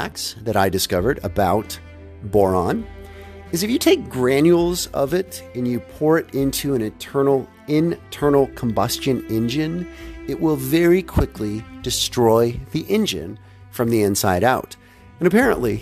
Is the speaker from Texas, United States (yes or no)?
yes; Houston, Texas, United States; growing up in Houston, Texas